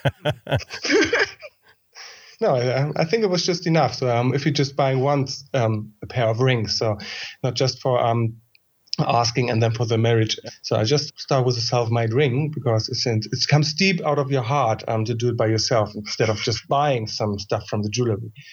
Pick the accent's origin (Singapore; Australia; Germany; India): Germany; I'm coming also from Germany